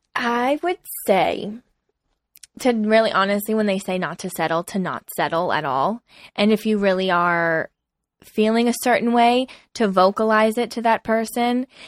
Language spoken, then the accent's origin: English; East Coast, United States; we're both from the East Coast, which I think has a different vibe than the totally. West Coast.